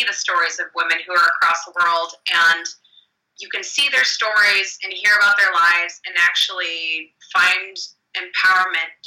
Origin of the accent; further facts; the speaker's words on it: Cleveland, Ohio, United States; I grew up in Cleveland, Ohio